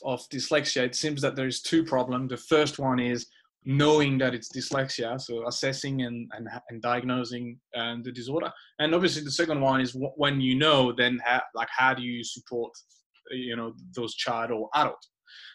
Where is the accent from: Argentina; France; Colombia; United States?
France; moved away as an adult; I grew up in France and I did my first half of life in France. I went to school in France